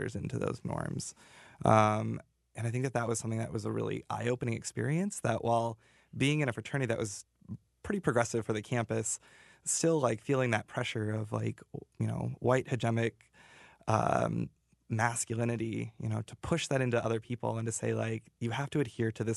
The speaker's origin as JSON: {"language": "English", "region": "Montana", "country": "United States", "tie": "born or raised there", "moved": "yes", "lives_now": "Iowa, United States", "said": "I grew up in Montana, so big cowboy"}